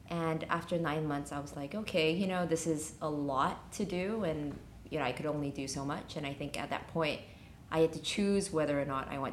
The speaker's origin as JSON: {"language": "English", "country": "Singapore", "also_born_or_lived": "Los Angeles, United States", "moved": "as an adult", "lives_now": "Hong Kong", "said": "I'm originally from Singapore"}